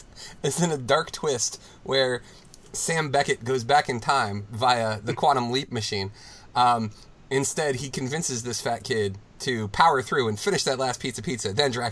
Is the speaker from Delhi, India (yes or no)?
yes; New Delhi, Delhi, India; Yes, I grew up in New Delhi.